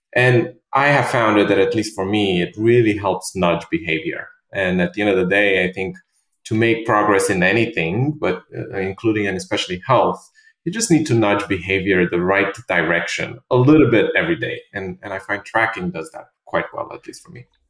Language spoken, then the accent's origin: English; Romania; also born or lived in London, United Kingdom; now in New York, United States; I'm originally from Romania.